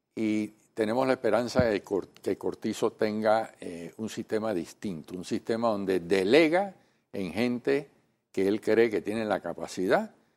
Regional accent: Panama; nosotros como panameños

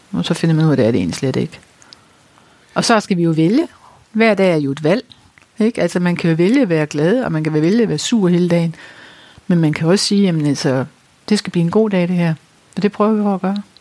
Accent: North Jutland, North Denmark Region, Denmark; Vi er jo nordjyder begge

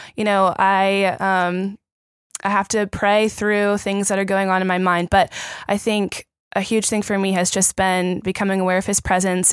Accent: Richmond, Virginia, United States; moved away as an adult; now in Orlando, United States; I'm from Richmond, Virginia.

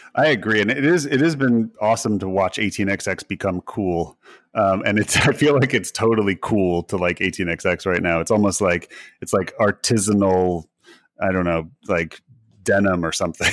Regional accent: United States; being an American

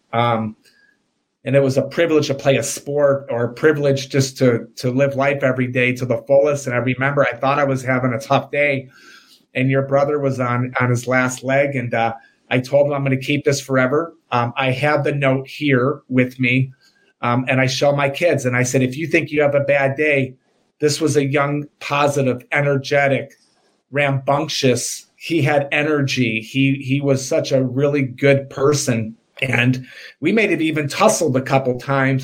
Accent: Oak Park, United States; we grew up in Oak Park

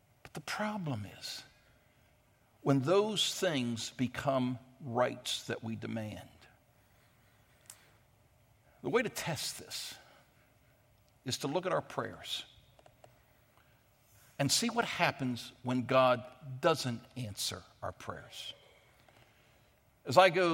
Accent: United States; we as Americans, out of all the Christians in the world, are the most blessed people

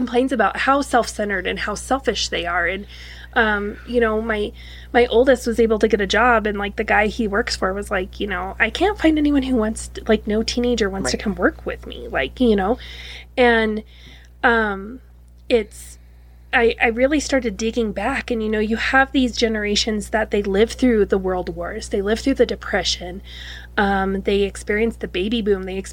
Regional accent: Wyoming, United States; I grew up in Wyoming

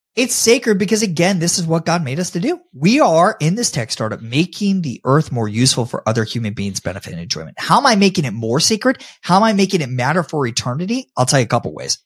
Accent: Tampa, Florida, United States; I love my hometown of Tampa, Florida

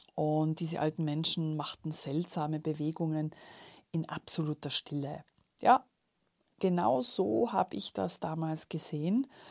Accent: Tyrol, Austria; als gebürtige Tirolerin

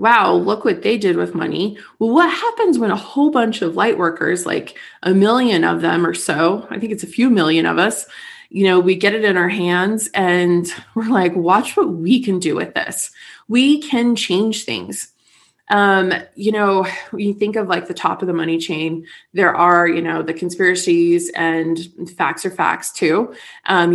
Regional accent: United States; now in St. George, United States

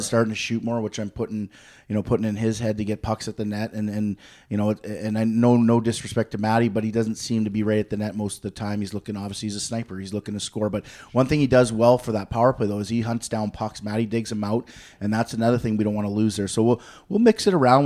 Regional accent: Peterborough, Ontario, Canada; I'm from Peterborough

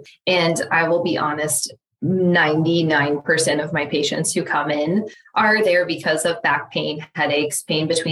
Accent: Lawrence, United States; growing up in Lawrence, I had started to build a network of people

